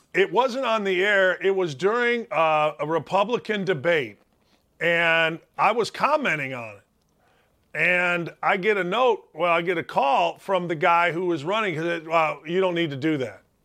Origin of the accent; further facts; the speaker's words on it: Gary, Indiana, United States; I grew up in Gary, Indiana